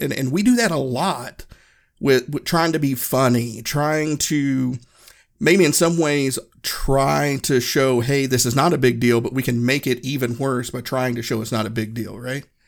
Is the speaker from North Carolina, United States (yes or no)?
no; Northeast Tennessee, United States; moved away as an adult; I grew up in Northeast Tennessee.